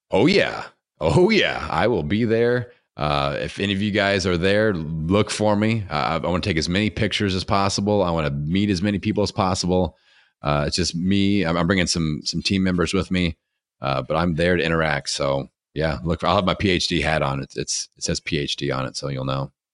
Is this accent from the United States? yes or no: yes; Indiana, United States; accent: Hoosier; I'm from Indiana